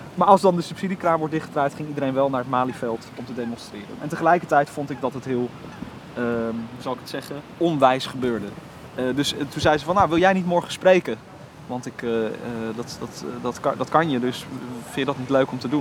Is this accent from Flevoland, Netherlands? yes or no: yes; Almere, Flevoland, Netherlands; also born or lived in Dordrecht; Als ik in Almere Haven ben, heb ik niet het gevoel dat, eh, dat de stad is gegroeid. Snap je dan? Het voelt, eh, voelt heel rustig nog steeds. En als het thuis waar ik ben opgegroeid.